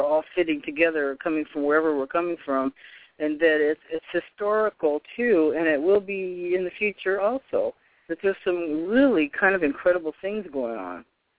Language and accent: English; Boston, Massachusetts, United States; born there; also born or lived in Poughkeepsie, New York; and I was born in Boston. I actually lived upstate New York in Poughkeepsie, where my mother was born